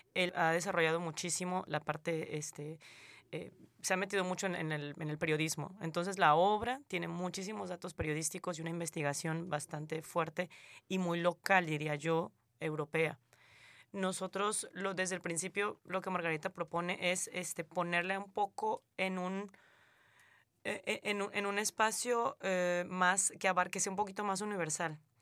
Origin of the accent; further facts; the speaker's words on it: southern Mexico, Mexico; moved away as an adult; now in Canada; yo soy mexicana y recibo salvadoreños en México, y yo vengo